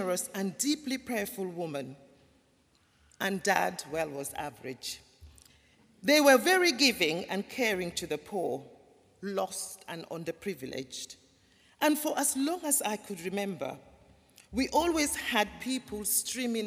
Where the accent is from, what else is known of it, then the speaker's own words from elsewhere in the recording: Gambia; moved away; also born or lived in London; I was born in the Gambia in West Africa, a small country